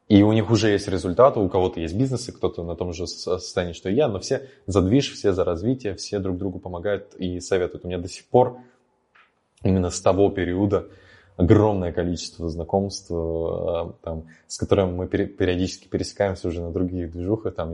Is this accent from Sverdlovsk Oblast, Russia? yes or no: no; Naberezhnye Chelny, Tatarstan, Russia; moved away as an adult; Вот мне 18 лет, мне вот я только переехал из Челнов, э, и я могу быть предпринимателем